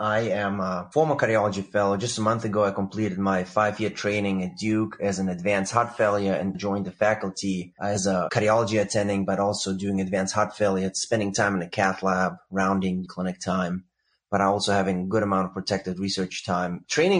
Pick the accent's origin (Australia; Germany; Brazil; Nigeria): Germany; moved away as an adult; now in Durham, United States; I'm originally from Germany. I did my medical school there. And once I was finished, I came over to the United States.